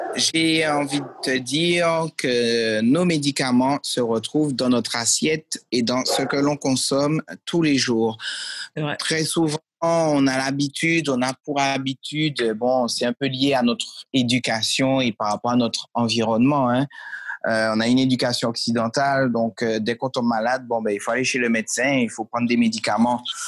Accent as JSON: {"language": "French", "country": "Martinique", "tie": "born or raised there", "also_born_or_lived": "Lyon, France", "said": "j'habitais à Lyon à l'époque, je suis né à Lyon. Et mes parents ont décidé de retourner au pays. Et euh, en retournant au pays à 8 ans, euh, ben, j'ai continué les arts martiaux où bon, il y avait pas, ça n'existait pas encore en Martinique"}